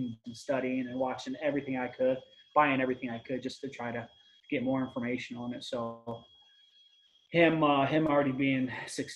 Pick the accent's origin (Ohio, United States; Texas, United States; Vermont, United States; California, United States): Ohio, United States; also born or lived in Michigan; I'm from Michigan originally, moved to Ohio. I was about 12 years old, so cut my teeth bow hunting here in central Ohio.